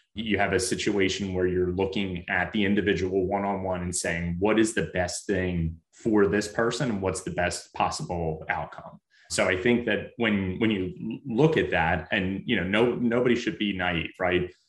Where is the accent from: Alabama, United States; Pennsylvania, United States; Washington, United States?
Pennsylvania, United States; Philadelphia; I grew up in Mayfair